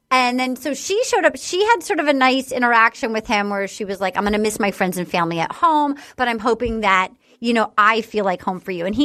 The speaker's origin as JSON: {"language": "English", "region": "North Carolina", "country": "United States", "said": "And I felt really smart to like be like, I'm from North Carolina, to like really smart."}